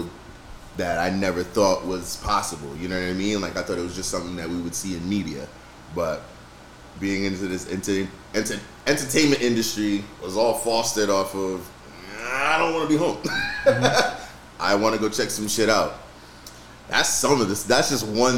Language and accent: English; Rhode Island, United States; I was born in Rhode Island